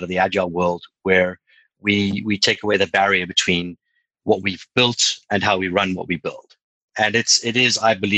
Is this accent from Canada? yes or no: no; South Africa; moved away as an adult; now in London, United Kingdom; I'm a South African living in London. I've been here nearly 2 years now.